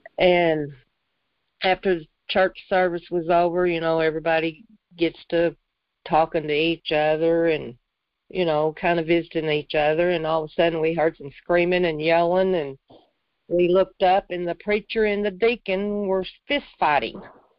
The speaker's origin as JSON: {"language": "English", "town": "Jonesboro", "country": "United States", "tie": "born or raised there", "said": "I was born in Jonesboro."}